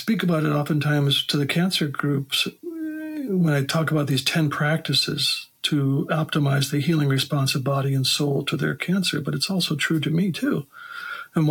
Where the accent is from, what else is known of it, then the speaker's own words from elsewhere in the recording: Wisconsin, United States; growing up in Wisconsin as a boy, all my uncles had farms